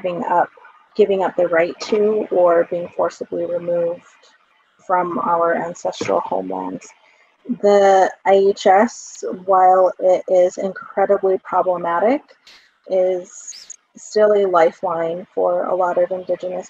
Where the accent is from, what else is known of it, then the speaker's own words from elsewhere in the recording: Laguna Pueblo, New Mexico, United States; now in Albuquerque, United States; I am from the Mascuero Apache tribe and Laguna Pueblo, which is where I grew up. Currently, I reside on Tiwa territory in Albuquerque